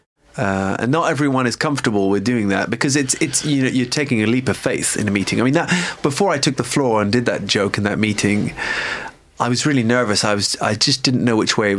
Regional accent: United Kingdom; now in Paris, France; us as British

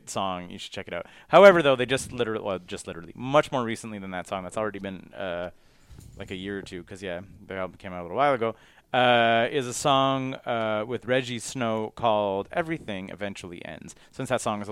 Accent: Quebec, Canada; we're from Quebec

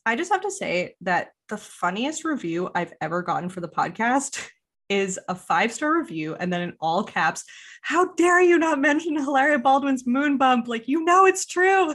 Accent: Quebec, Canada; first language English; even if you're an Anglophone, which I, which I grew up as, you have to go to elementary school almost entirely in French

